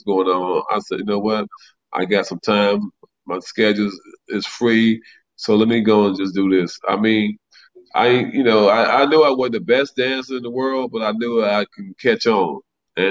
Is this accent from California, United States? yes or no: no; Cleveland, Ohio, United States; when I was a kid growing up in Cleveland